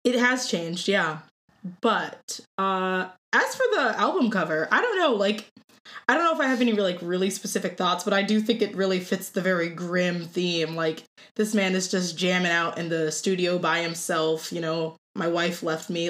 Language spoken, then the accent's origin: English; Cleveland, Ohio, United States; moved away as an adult; now in Oswego, United States; I'm from Cleveland, Ohio. I somehow ended up in Oswego, New York, of all places